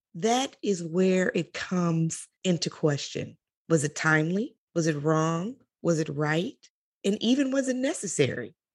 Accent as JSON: {"language": "English", "town": "Chicago", "region": "Illinois", "country": "United States", "tie": "born or raised there", "said": "I am from Chicago. I was born and raised there."}